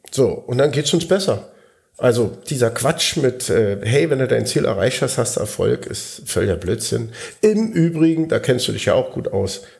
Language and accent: German; Berlin, Germany; wenn sie merken, ich komme aus Berlin, hört man das? Ja, minimal.